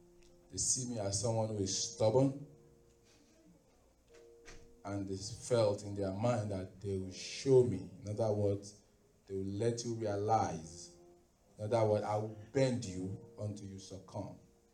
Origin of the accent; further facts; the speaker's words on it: Nigeria; moved away; Only the clothing that I came with from Nigeria is all we have to give them.